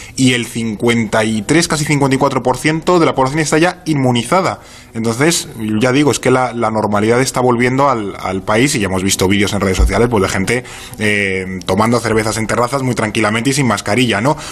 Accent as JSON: {"language": "Spanish", "country": "Spain"}